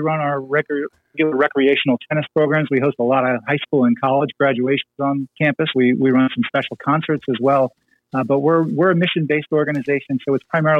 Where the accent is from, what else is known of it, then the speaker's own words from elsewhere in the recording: New York City, New York, United States; I'm born and bred in Queens